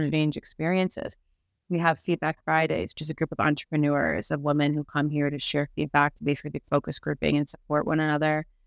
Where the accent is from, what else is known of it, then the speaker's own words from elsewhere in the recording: Chicago, Illinois, United States; moved away as an adult; now in Barcelona, Spain; I'm originally from Chicago.